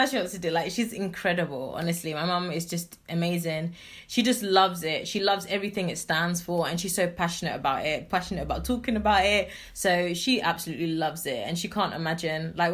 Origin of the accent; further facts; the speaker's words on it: Kumasi, Ashanti, Ghana; because of course, you know, I'm originally from Kumasi. I'm from a place called Suame